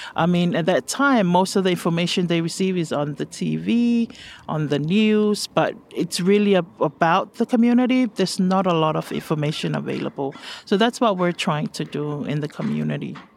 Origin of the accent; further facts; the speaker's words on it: Samoa; moved away as an adult; now in United States; I'm originally from Samoa